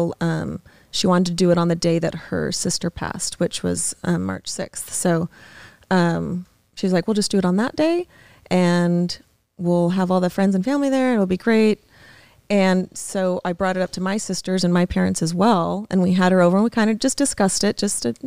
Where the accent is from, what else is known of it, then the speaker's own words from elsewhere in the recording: Las Vegas, Nevada, United States; we're from Vegas